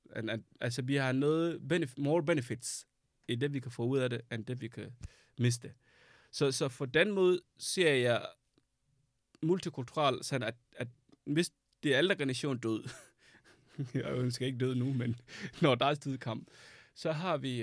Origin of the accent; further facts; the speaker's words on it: Sudan; Danish is a second language; now in Denmark; Jeg flygtede fra Sudan, fordi der var krig